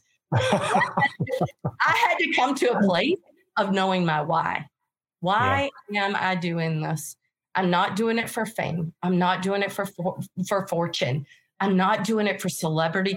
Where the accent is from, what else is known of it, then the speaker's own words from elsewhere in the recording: North Carolina, United States; moved away; I'm originally from North Carolina. I don't even speak English normal